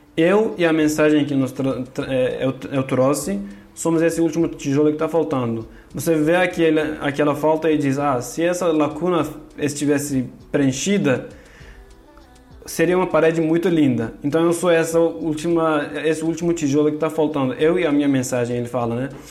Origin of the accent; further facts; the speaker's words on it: Turkey; Portuguese is a second language; moved away as an adult; now in São Paulo, Brazil; eu sou da Turquia, de origem curda